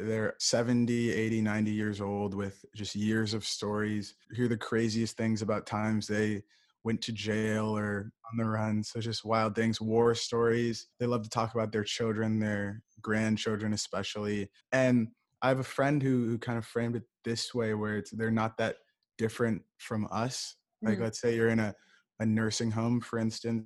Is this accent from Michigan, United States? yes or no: yes; Ann Arbor, Michigan, United States; I'm from Ann Arbor, Michigan.